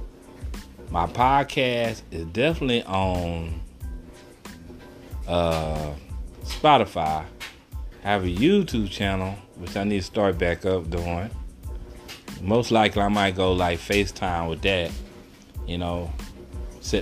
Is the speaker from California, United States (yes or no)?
no; Texas, United States; Excuse my accent, I am from Texas